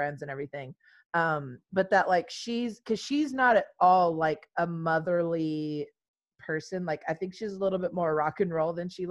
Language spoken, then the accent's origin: English; Texas, United States; in Texas, which is where we're from